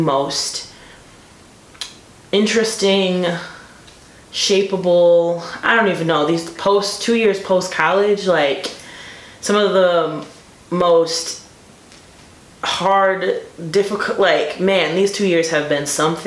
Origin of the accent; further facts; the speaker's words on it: Beloit, Wisconsin, United States; moved away as an adult; also born or lived in Stevens Point, Wisconsin; now in Milwaukee, United States; I'm not from Milwaukee, I'm from Beloit